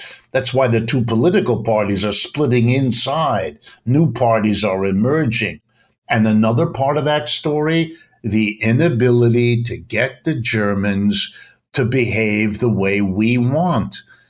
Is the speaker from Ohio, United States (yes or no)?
yes; Ohio, United States; My father was French. My mother was German. I grew up speaking those languages. I mean, I was born here in Ohio in the United States, but my parents were immigrants.